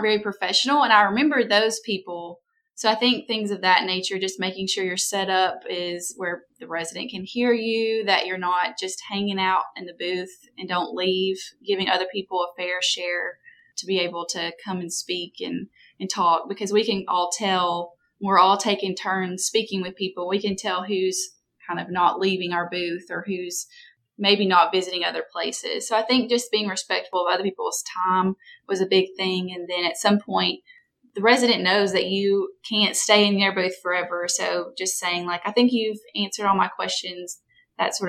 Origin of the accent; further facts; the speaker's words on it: Winchester, Tennessee, United States; now in Huntsville, United States; I'm from Winchester, Tennessee